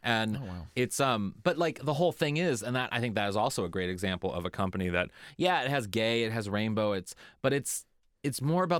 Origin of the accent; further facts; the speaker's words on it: Kirkwood, Missouri, United States; that were found in my community, my hometown, Kirkwood, alive.